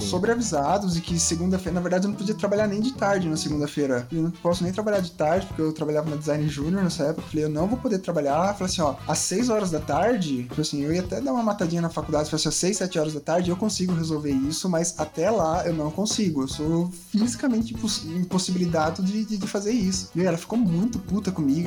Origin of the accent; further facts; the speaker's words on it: São José do Rio Preto, São Paulo, Brazil; now in Curitiba, Brazil; A minha cidade natal era São José do Rio Preto